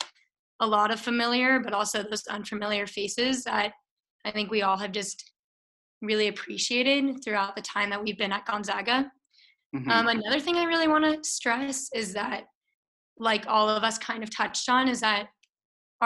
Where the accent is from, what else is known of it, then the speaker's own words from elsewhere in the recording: Littleton, Colorado, United States; I'm also from Littleton, Colorado, the most beautiful place in the world